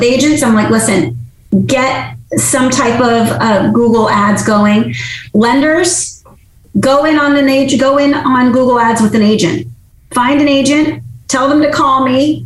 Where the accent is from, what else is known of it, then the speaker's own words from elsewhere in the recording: Massachusetts, United States; moved away; I'm originally from Massachusetts, born and raised